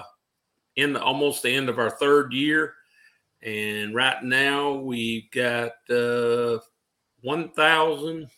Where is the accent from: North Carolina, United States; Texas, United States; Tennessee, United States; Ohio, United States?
Tennessee, United States; Union City; also born or lived in Jackson, Tennessee; I grew up in Union City, Tennessee, home of Coco Beware